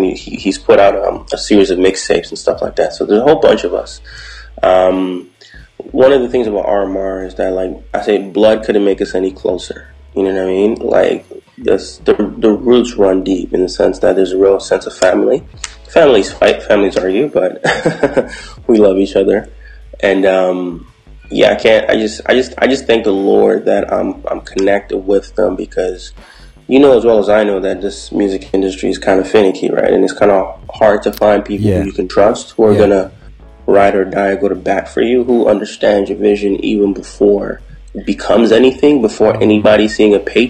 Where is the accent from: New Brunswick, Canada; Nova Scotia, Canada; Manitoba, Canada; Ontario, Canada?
Ontario, Canada; Toronto; Because we're from Toronto, we bring a unique sound, a unique feel to everything.